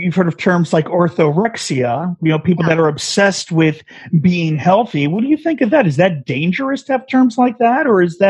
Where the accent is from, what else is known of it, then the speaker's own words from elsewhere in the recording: New York City, New York, United States; I was born in Brooklyn, actually grew up there.